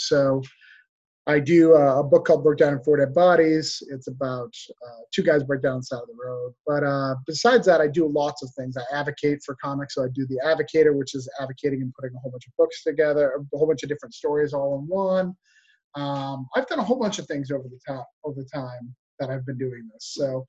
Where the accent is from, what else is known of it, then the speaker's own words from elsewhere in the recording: Rochester, New Hampshire, United States; moved away as an adult; also born or lived in Florida; I'm from New Hampshire. I'm from a small town in New Hampshire called Rochester, and I flew to Florida to go to film school.